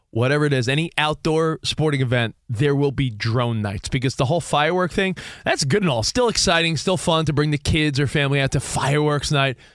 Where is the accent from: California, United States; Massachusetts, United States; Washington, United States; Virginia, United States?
California, United States; Oh, give me my home state of California.